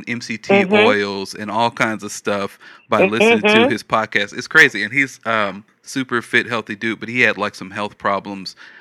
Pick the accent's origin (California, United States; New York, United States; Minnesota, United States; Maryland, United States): California, United States; Los Angeles; moved away as an adult; also born or lived in Alabama; now in Texas, United States; I'm from L.A., and I grew up in the Church of God in Christ